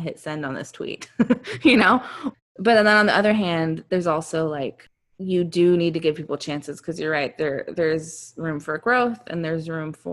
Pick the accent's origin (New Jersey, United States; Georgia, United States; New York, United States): Georgia, United States; growing up in Georgia